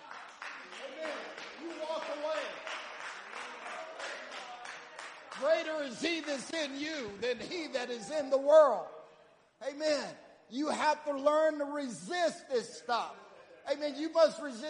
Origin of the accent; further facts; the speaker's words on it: the South, United States; I grew up in the South, and we kill hogs and all that stuff